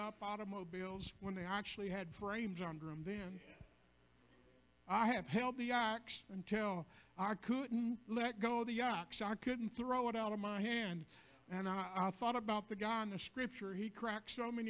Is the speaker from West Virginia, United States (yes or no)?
yes; a hollow near McDowell, West Virginia, United States; moved away; I grew up in Hala, McDunn, West Virginia